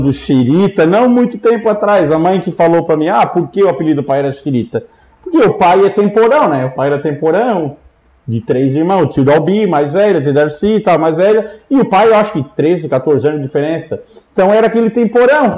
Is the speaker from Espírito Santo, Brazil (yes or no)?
no; Orleans, Santa Catarina, Brazil; also born or lived in Criciúma / Florianópolis; eu nasci em Orleans